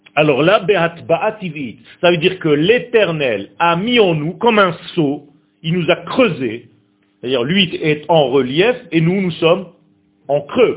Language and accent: French; Israel; first language Hebrew; French is a second language; ce n'est pas ma langue natale du tout. Et moi je suis né Israël. Je suis né en Israël. Ma langue natale c'est l'hébreu.